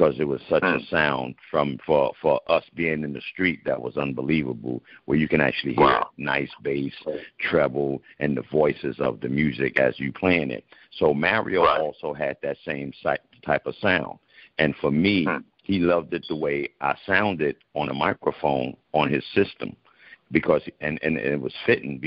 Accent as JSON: {"language": "English", "town": "New York City", "region": "New York", "country": "United States", "tie": "born or raised there", "said": "I was born in the Bronx, which we call the Boogie Down Bronx, where the hip hop started"}